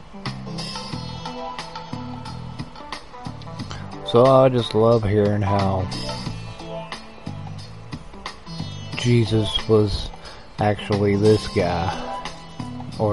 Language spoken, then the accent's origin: English; West Virginia, United States; I grew up in West by God, Virginia, so I am familiar with roaming around in the woods